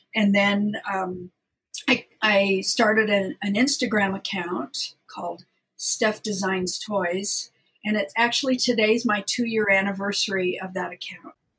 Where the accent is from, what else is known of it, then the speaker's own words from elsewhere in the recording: Southern California, United States; I'm from Southern California originally